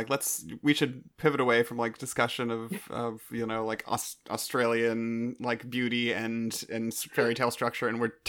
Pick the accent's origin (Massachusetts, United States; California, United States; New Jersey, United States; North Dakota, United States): California, United States; because I'm from California, and I've lived here my entire life